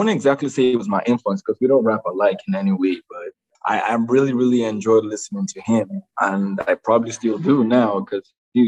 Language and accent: English; Nigeria; growing up in Nigeria